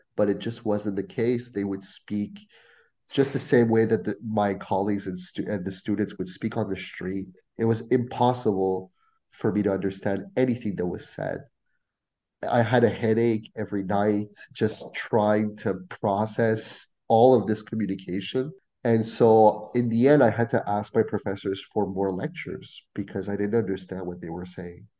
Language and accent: English; small town just outside of Ottawa, Ontario, Canada; first language French; English is a second language; also born or lived in Quebec; i was raised in a small town just outside of ottawa